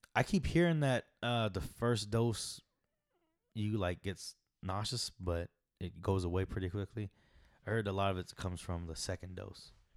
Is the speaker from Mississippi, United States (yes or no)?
no; Arizona, United States; I come from Arizona